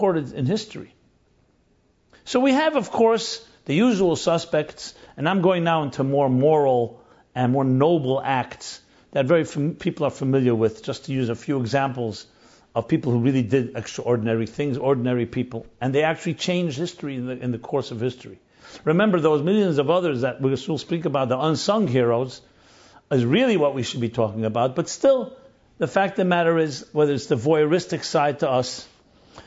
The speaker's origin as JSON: {"language": "English", "town": "New York City", "region": "New York", "country": "United States", "tie": "born or raised there", "said": "Ebbets Field is where I grew up in Crown Heights"}